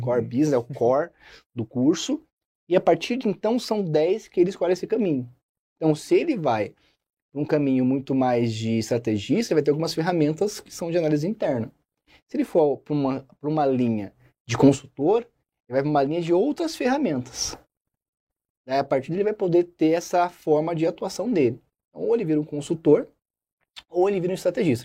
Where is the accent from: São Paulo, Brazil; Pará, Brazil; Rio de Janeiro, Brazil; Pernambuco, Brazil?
São Paulo, Brazil; Osasco; now in Curitiba, Brazil; sou de Osasco, capital mundial do cachorro quente.